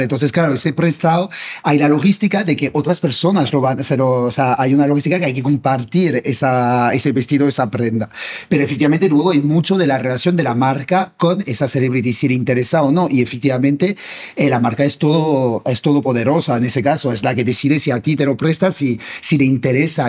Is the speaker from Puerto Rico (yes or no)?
no; France; Spanish is a second language; moved away as an adult; now in Spain; siendo francés y viviendo en España